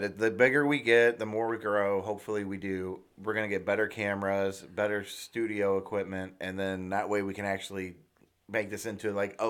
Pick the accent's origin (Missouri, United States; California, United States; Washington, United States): Missouri, United States; St. Louis; we're from St. Louis.